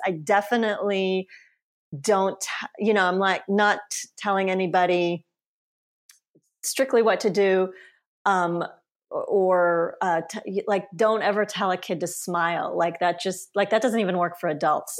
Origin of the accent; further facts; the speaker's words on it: Auburn, Alabama, United States; first language Polish; English is a second language; also born or lived in Sweden / Stockholm / Poland; now in San Francisco, United States; I grew up in a small town called Auburn, Alabama, which is a college town